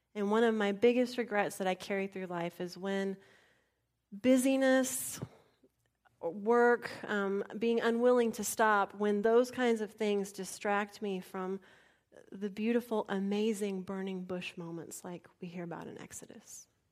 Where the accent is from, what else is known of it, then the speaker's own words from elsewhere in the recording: San Antonio, Texas, United States; moved away; When I grew up in San Antonio